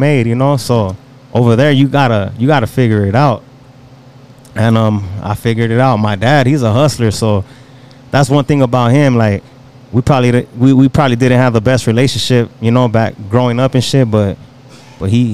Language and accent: English; West Covina, California, United States; we're from West Covina, so 626